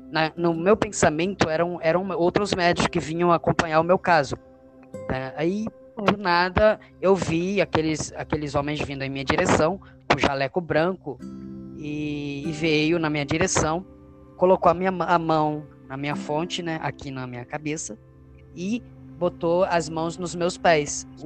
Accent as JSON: {"language": "Portuguese", "town": "Monte Formoso", "region": "Minas Gerais", "country": "Brazil", "tie": "born or raised there", "also_born_or_lived": "Jacarepaguá, Rio de Janeiro", "moved": "yes", "lives_now": "Rio de Janeiro, Brazil", "said": "sou natural é, de Minas Gerais, uma cidade do interior em Monte Formoso. E meus pais eram, nós somos de uma família pobre, né? Uma família humilde, na verdade, né? Pobre é, não chega a ser pobre, mas era humilde, humilde."}